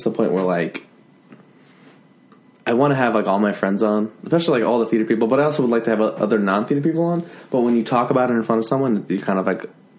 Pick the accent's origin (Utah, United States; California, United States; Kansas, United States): Utah, United States; I grew up in Utah.